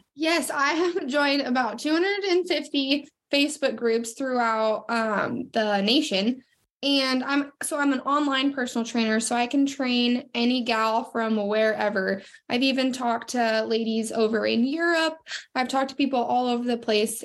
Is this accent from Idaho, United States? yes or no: yes; Sandpoint, Idaho, United States; now in Coeur d'Alene, United States; I am from Sandpoint, Idaho, and I moved down to Coeur d'Alene, Idaho, about uh, probably about eight years ago now